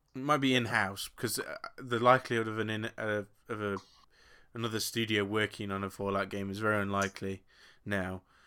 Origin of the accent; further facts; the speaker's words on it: England, United Kingdom; I'm English